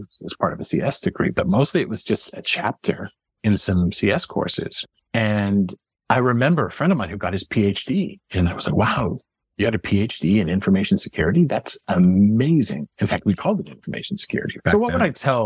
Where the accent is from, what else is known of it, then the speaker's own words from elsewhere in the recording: Montreal, Quebec, Canada; moved away; also born or lived in Massachusetts; I was born in Montreal.